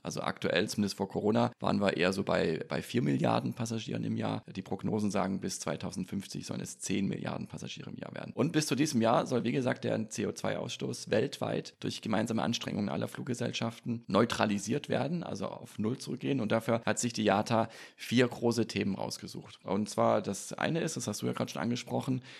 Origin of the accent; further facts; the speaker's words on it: near Stuttgart Airport, Baden-Württemberg, Germany; ich bin in der Nähe vom Stuttgarter Flughafen groß geworden